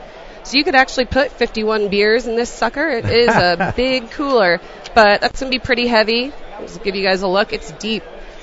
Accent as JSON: {"language": "English", "region": "Colorado", "country": "United States", "said": "We're from Colorado, so it has to be Coors Light."}